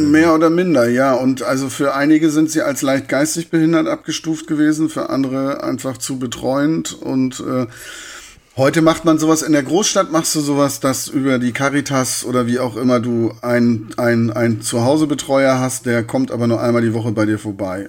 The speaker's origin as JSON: {"language": "German", "town": "Hartenholm", "region": "Schleswig-Holstein", "country": "Germany", "tie": "born or raised there", "also_born_or_lived": "Hamburg / Corsica", "moved": "yes", "lives_now": "Darmstadt, Germany", "said": "Und dann bin ich in Hartenholm gelandet."}